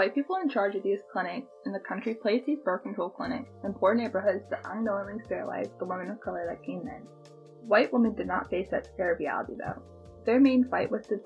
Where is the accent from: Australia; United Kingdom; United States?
United States; Chesapeake, Virginia; I was born and raised in Chesapeake, Virginia